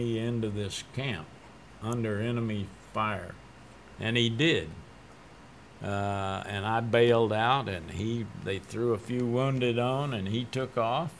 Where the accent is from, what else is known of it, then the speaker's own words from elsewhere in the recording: Texas, United States; I'm from Texas.